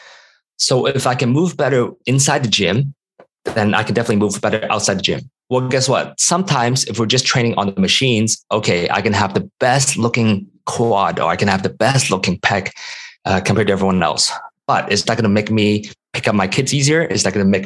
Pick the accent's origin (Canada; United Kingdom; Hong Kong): Hong Kong; moved away; also born or lived in United States; growing up in Hong Kong